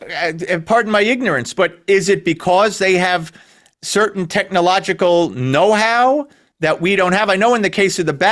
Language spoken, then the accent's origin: English; United States; I'm Americans. I'm American.